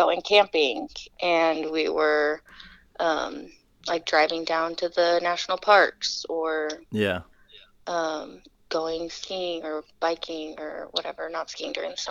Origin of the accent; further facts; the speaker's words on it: Salt Lake City, Utah, United States; moved away as an adult; also born or lived in Los Angeles area, California; now in Chicago, United States; I was born in Salt Lake, grew up in Salt Lake.